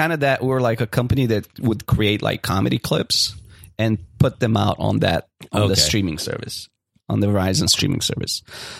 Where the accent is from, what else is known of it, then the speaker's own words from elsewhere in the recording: Bulgaria; moved away; I am originally from Bulgaria.